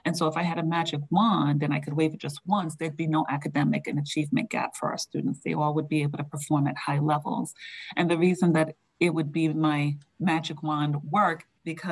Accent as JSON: {"language": "English", "region": "New York", "country": "United States", "moved": "yes", "lives_now": "Andover, United States", "said": "I say water funny because I'm from New York."}